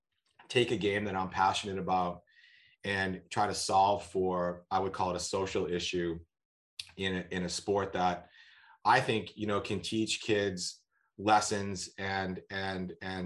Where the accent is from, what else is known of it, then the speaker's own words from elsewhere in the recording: Boston, Massachusetts, United States; moved away; I'm from Boston originally